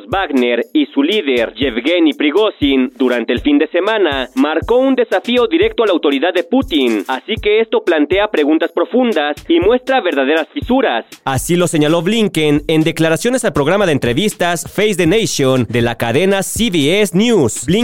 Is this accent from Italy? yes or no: no; Mexico; Soy el único mexicano que bajó al Titanic y que estuvo en el fondo del mar y que lo vio.